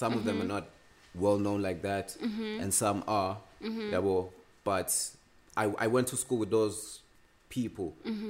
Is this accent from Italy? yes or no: no; Sandla, Gauteng, South Africa; I grew up in Sandla. Yeah. We moved to Scott when I was young.